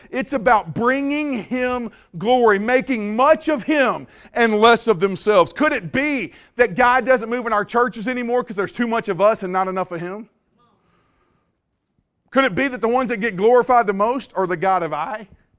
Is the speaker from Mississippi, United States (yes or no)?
yes; Mississippi, United States; now in Louisiana, United States; Well, I grew up in Mississippi and came over to Louisiana